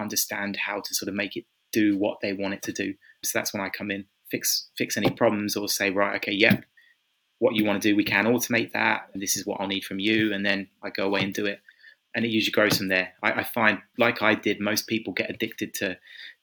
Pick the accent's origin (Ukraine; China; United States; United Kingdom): United Kingdom; Kent, South East England; moved away as an adult; also born or lived in London; now in Budapest, Hungary; originally from England. I grew up in Kent. Right now I'm living in Budapest in Hungary